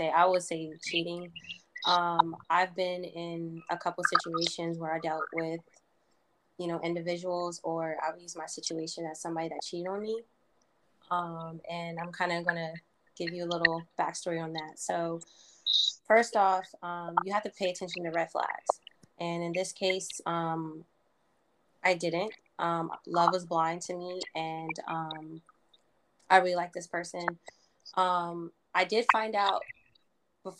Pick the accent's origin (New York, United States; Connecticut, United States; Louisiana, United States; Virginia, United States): Virginia, United States; I am from the DMV, and I'm from Virginia. I've been in Virginia for about 20 years.